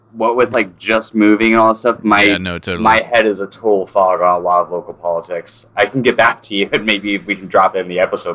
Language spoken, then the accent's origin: English; North Carolina, United States; also born or lived in Chatsworth, California; now in California, United States; I'm from North Carolina originally